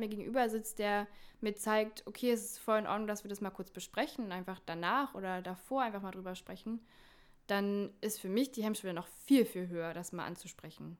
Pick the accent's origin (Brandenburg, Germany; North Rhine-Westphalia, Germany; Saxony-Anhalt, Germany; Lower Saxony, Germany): Brandenburg, Germany; Eberswalde; aus Eberswalde, aus meiner Heimatstadt